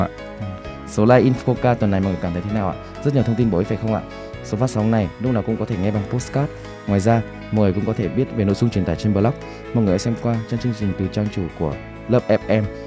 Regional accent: Vietnam; đến từ Việt Nam

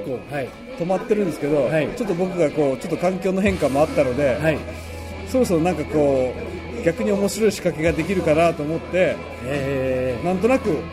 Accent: Kyushu, Japan; now in Tokyo, Japan; 田舎に帰った帰るので

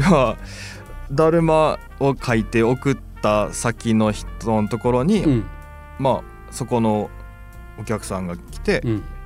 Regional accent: Nagasaki, Japan; now in Fukuoka, Japan; 僕の地元の長崎

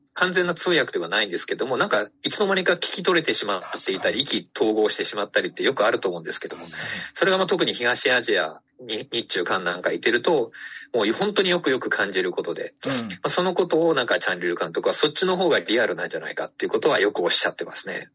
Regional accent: Fukuoka, Japan; 私、福岡の人間

